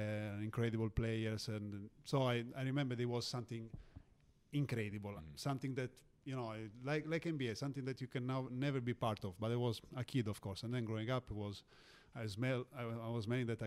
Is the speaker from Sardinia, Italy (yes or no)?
yes; Olbia, Sardinia, Italy; moved away; also born or lived in Rome / Istanbul; Me living in Sardinia was a little bit different because I didn't have this opportunity to watch live games of Serie A. Like the top team of Olbia, my hometown